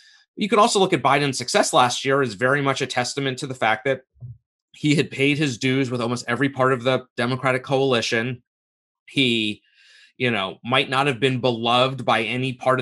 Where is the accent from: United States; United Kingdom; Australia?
United States; New York and Westchester County; I grew up in New York and in Westchester County. And I went to high school in the Bronx